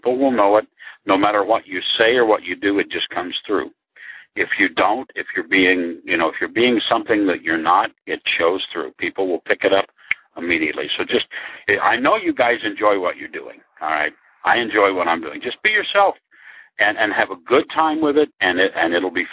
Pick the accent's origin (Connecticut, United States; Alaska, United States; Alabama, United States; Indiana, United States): Indiana, United States; Indianapolis; I grew up in Indianapolis or west of Indianapolis